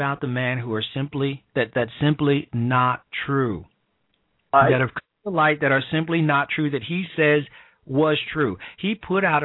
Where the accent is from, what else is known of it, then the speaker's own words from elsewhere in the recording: Chicago, Illinois, United States; My hometown, the south side of Chicago, where I'm from.